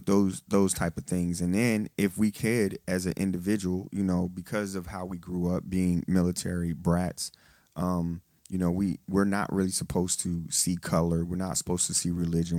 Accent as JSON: {"language": "English", "region": "Texas", "country": "United States", "moved": "yes", "lives_now": "Detroit, United States", "said": "I'm in the military. I'm from Texas"}